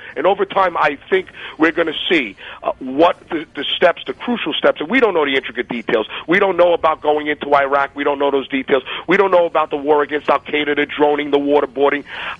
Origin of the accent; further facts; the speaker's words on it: New York, United States; I'm growing up in New York and everybody's just too liberal out there and nobody liked him.